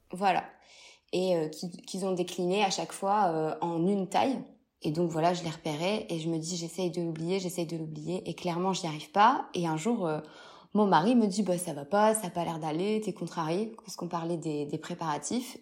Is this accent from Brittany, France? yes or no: no; Lille, Hauts-de-France, France; je suis de Lille